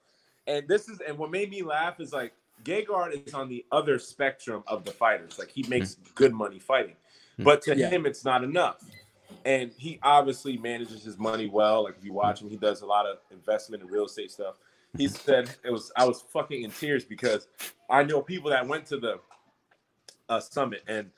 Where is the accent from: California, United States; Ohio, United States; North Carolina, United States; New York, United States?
New York, United States; now in Winter Garden, United States; I'm from New York. I speak backwards